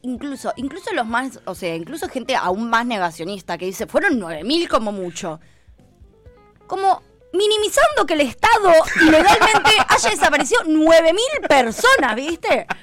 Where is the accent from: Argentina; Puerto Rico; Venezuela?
Argentina